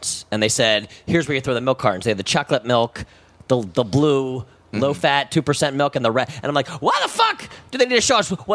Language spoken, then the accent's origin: English; Columbia, Maryland, United States; moved away as an adult; also born or lived in Orlando, Florida / Tampa, Florida; now in Los Angeles, United States; I did not grow up in Florida. I'm from Columbia, Maryland